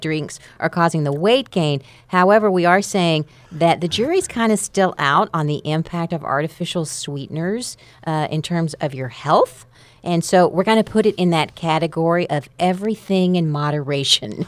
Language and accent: English; Amarillo, Texas, United States; I'm from Amarillo